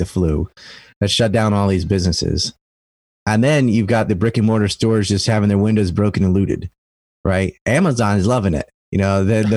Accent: Cape Hatteras Island, North Carolina, United States; I'm from Cape Hatteras Island

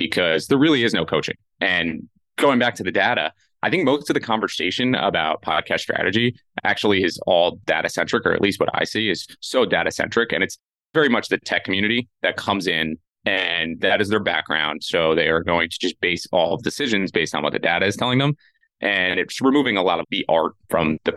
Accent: New York area, United States; Growing up in the New York area

